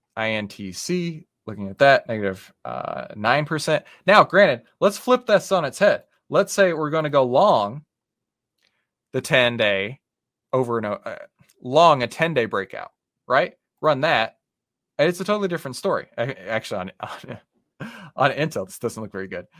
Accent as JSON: {"language": "English", "region": "Texas", "country": "United States", "said": "I'm from Texas. We, we, we don't always have the best diction"}